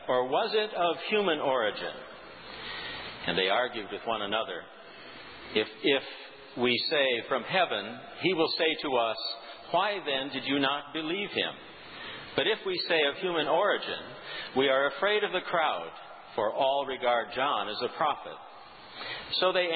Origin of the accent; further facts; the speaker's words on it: South Dakota, United States; It was an opportunity for me to get to know my home state